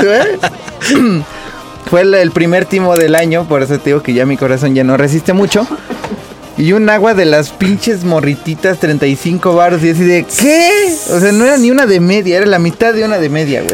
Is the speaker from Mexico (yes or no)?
yes; Nezahualcóyotl, State of Mexico, Mexico; Yo soy de Nesa, no es, no es ninguna cosa mala contra Nesa. Yo soy de Nesa